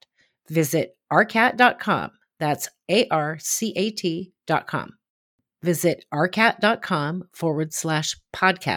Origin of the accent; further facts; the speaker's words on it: Portland, Oregon, United States; here in my hometown of Portland, Oregon